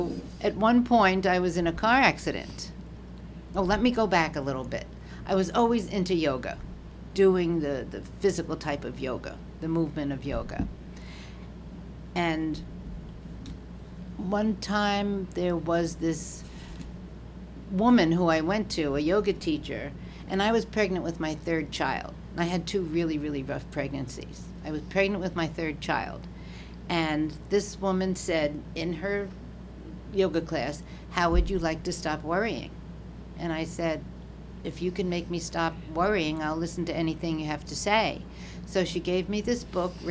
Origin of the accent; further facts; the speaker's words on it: New York City, New York, United States; moved away as an adult; also born or lived in Florida; now in Mesquite, United States; I grew up in New York City